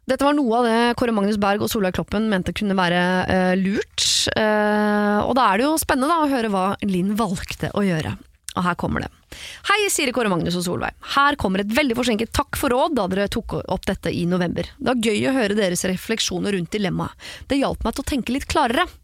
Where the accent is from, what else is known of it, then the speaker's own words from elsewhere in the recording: Trondheim, Trøndelag, Norway; moved away; Og denne begravelsen kommer til å finne sted eh, hjemme i Trondheim, så det er ikke sånn at det er rett rundt hjørnet heller.